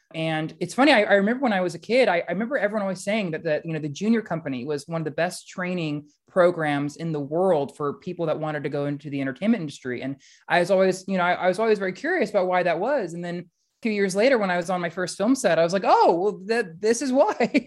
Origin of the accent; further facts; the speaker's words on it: Central Valley, California, United States; moved away; I've lived a lot of places since, since growing up in the Central Valley